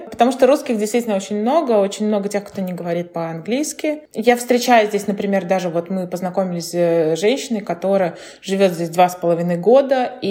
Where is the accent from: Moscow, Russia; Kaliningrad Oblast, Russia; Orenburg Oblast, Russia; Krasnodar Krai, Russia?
Kaliningrad Oblast, Russia; Kaliningrad; Я просто говорю из Калининграда, все. Вот еще очень многие, кстати, не знают, знает, где Калининград находится, это обидно.